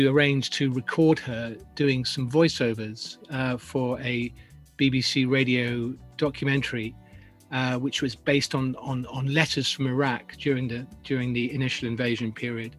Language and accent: English; England, United Kingdom; now in New York, United States; As an Englishman